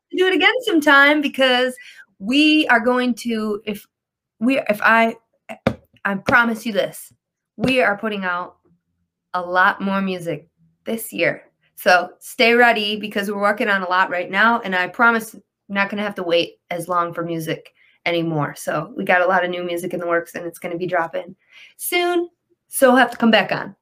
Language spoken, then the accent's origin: English; Detroit, Michigan, United States; I'm from Detroit